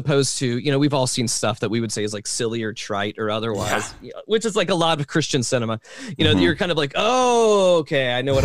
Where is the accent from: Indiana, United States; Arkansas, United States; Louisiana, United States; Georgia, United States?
Georgia, United States; Atlanta; moved away as an adult; also born or lived in Washington State; now in Chapel Hill, United States; I'm originally from Atlanta, so I was very much Bible Belt in Atlanta